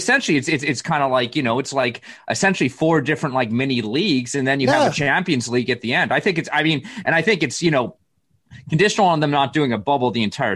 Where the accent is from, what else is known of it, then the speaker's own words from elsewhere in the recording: Canada; As a Canadian